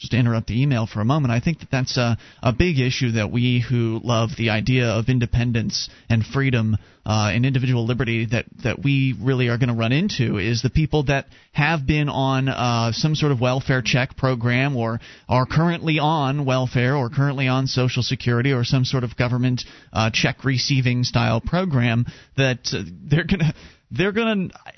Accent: Texas, United States; now in Washington, United States; You see, I grew up in Texas right next to Fort Hood

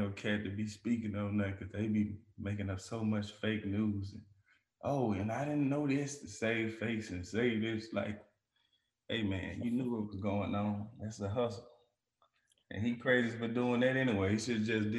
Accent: Dallas, Texas, United States; I'm from Dallas, bro. And like the swap meet here, we call it Big T. I was born and raised in there, bro

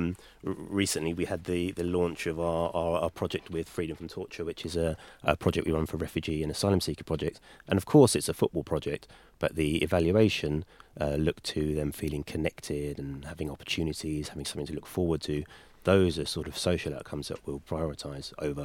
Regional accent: London, United Kingdom; I am from the Highbury area. I grew up in Newington Green

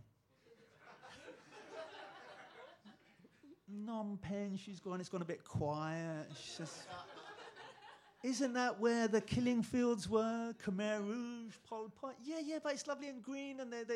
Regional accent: England, United Kingdom; moved away; I'm English

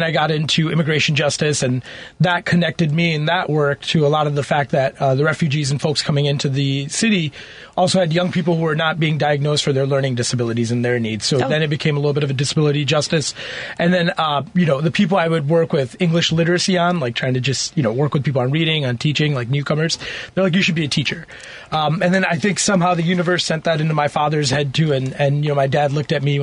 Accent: Chicago, Illinois, United States; also born or lived in Karachi, Pakistan / Berkeley, Illinois / Lombard, Illinois / Wood Dale, Illinois; My family from Pakistan. I was born in Karachi, and then I came to the United States at three. Have been living in Chicago

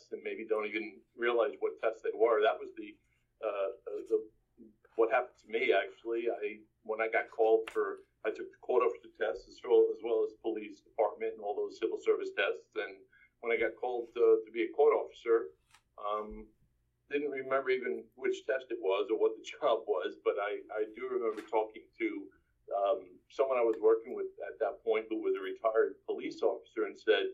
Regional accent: New York City, New York, United States; I grew up in Brooklyn, New York.

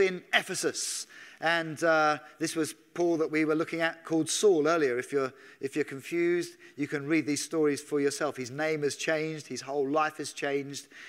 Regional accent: England, United Kingdom; as an Englishman.

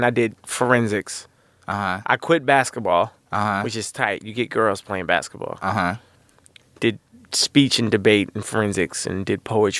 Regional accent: Kansas City, United States; moved away; I was a little square from Kansas City.

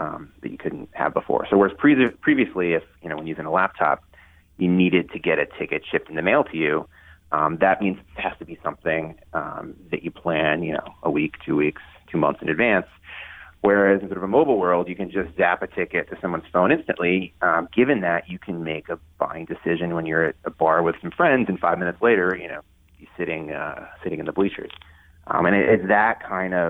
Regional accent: Ohio, United States; moved away as an adult; also born or lived in New Hampshire / New York; I grew up in Ohio

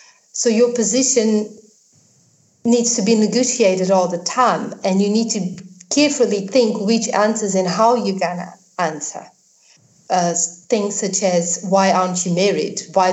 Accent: South Africa; accent: South African; I got a South African accent because I live there, but I'm not South African as such.

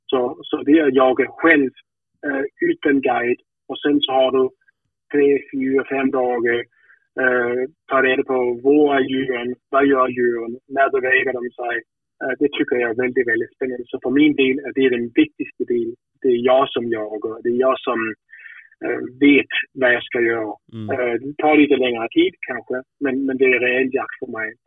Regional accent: Denmark; hemma i Danmark

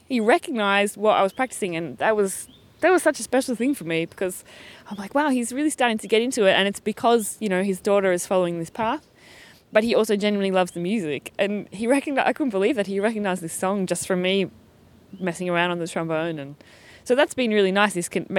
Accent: Australia; accent: Australian; my accent has become a lot more... Oh, when I talk to other Australians, it comes out a bit more, but and it's become a little bit milder.

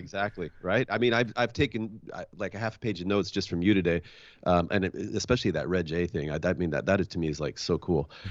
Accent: Washington, United States; I'm from Washington State

